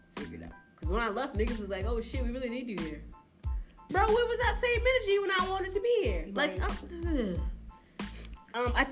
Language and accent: English; Bridgeport, Connecticut, United States; I'm from Bridgeport, born and raised in Bridgeport